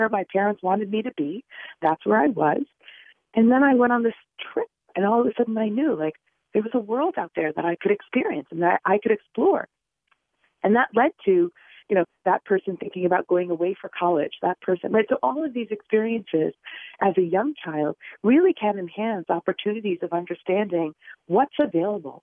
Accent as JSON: {"language": "English", "town": "New York City", "region": "New York", "country": "United States", "tie": "born or raised there", "said": "I was born and raised in the Bronx. I didn't leave the borough"}